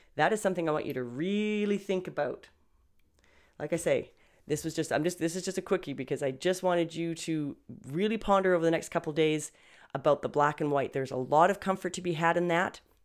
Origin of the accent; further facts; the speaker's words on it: Canada; I'm Canadian, guys, okay? So, not American.